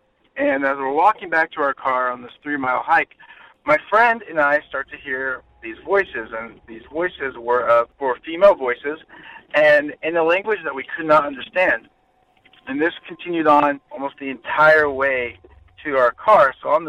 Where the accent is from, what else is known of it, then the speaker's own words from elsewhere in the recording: California, United States; I'm calling from Orange County, California. And in my hometown, one of the scariest places is called Black Star Canyon.